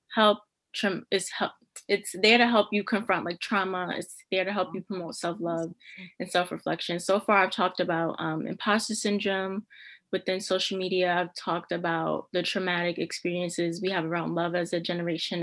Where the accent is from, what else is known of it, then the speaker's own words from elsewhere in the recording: New York City, New York, United States; moved away as an adult; now in Albany, United States; I am from Brooklyn, New York. Um, for undergrad, I went to Wells College and I went to Brooklyn Theater High Brooklyn Theater Arts High School